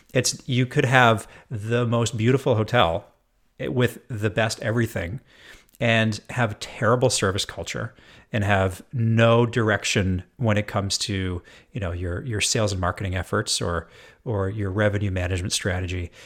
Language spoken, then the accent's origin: English; Edmonton, Alberta, Canada; also born or lived in Jasper, Alberta; now in Seattle, United States; I'm born and raised in Edmonton, Alberta. So not all that far from Seattle, where I'm based now.